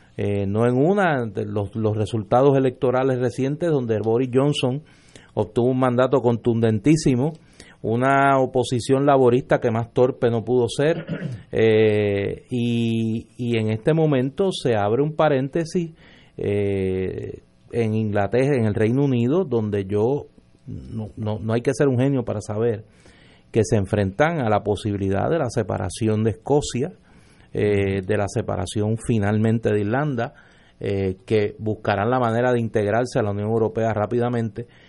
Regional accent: Puerto Rico

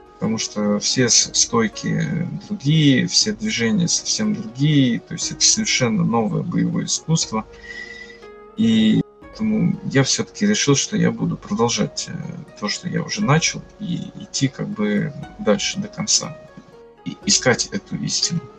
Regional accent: Ivanovo, Ivanovo Oblast, Russia; now in Kursk, Russia; Я вообще не из Курска, я приехал с города Иваново.

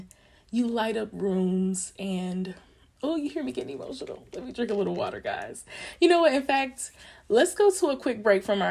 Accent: Longview, Texas, United States; I grew up in Longview

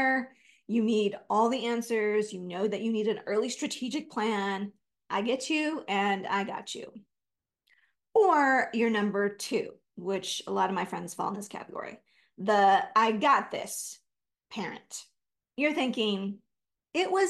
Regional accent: California, United States; I'm from California.

